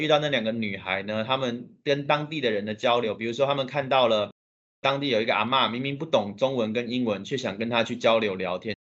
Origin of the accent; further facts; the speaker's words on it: Taiwan; 我的家乡台湾